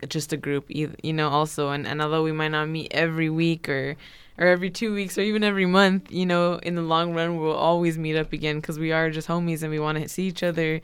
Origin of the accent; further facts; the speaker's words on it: Watsonville, California, United States; also born or lived in Santa Cruz, California / San Francisco; I'm originally from Watsonville